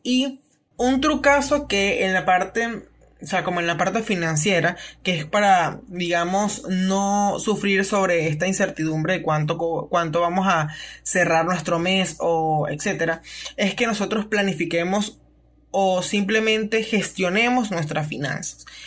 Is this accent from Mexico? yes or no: no; Venezuela; nosotros como venezolanos